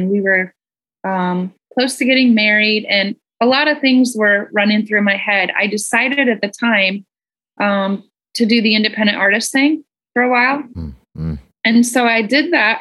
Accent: Michigan, United States; I grew up in Michigan in the middle of nowhere, really on a farm.

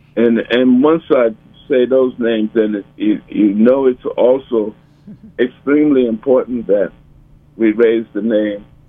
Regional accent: New Orleans, Louisiana, United States; growing up in New Orleans

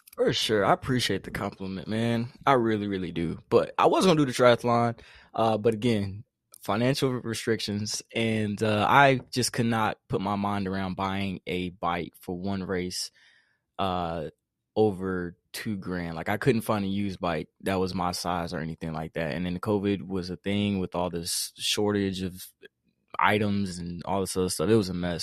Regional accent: United States; if I wasn't a Carolinian, I'd be a Texan

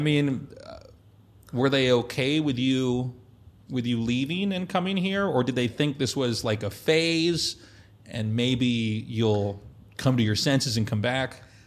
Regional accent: Kansas, United States; moved away as an adult; also born or lived in Colorado; I was a kid from Kansas.

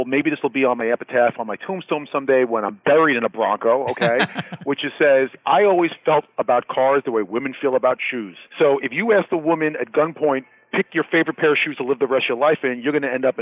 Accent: New York City, New York, United States; a New York City guy

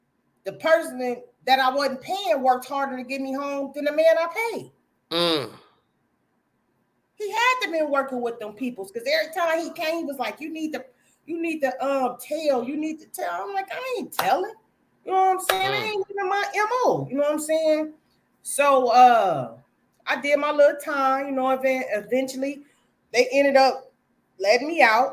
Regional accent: Peoria, Illinois, United States; I'm from Peoria, Illinois

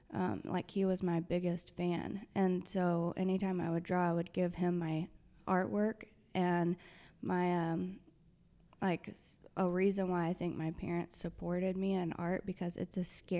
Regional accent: Irving, Texas, United States; also born or lived in Oak Cliff, Dallas / North Carolina / Bend, Oregon / Spain; I grew up in Irving, actually.

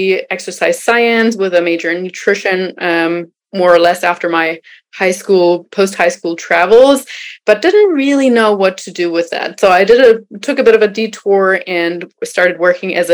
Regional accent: Germany; moved away; I am originally from Germany

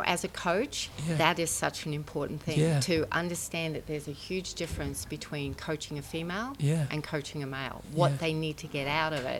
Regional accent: Brisbane, Queensland, Australia; I'm from Brisbane, Australia.

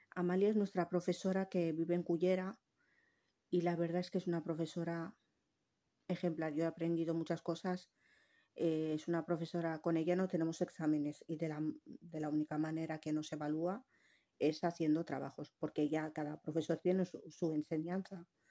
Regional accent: Tangier, Tanger-Tetouan-Al Hoceima, Morocco; also born or lived in Valencian Community; now in Spain; yo soy marroquí, nacida en Tánger

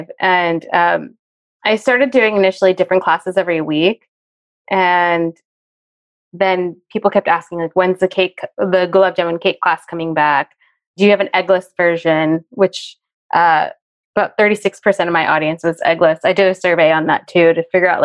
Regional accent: New Jersey, United States; I grew up in a very, very Italian town of like area of New Jersey

